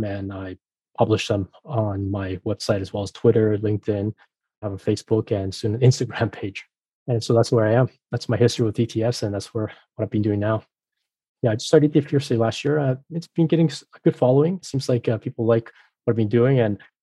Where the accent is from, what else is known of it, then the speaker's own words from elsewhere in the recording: Mexico; moved away; also born or lived in France / Boston; I was raised in Mexico, I was familiar with the region, I know Spanish